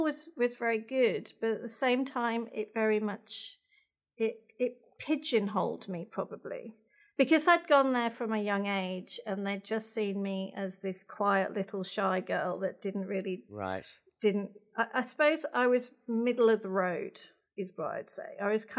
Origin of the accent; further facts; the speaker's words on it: near Birmingham, West Midlands, United Kingdom; now in Australia; I was born in England. I've got one older sister. So I'm the youngest of two. So near Birmingham, right in the middle, right slap bang in the middle